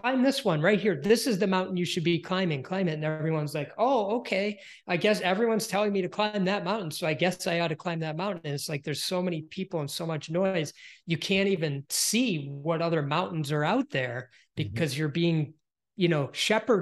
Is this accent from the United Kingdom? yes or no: no; Detroit, Michigan, United States; I'm from Detroit, Michigan, and it's auto